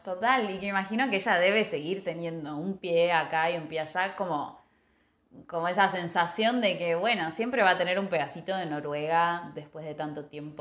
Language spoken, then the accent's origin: Spanish; Argentina